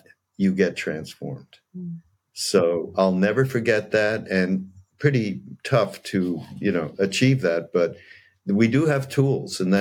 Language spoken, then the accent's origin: English; Canada; I'm Canadian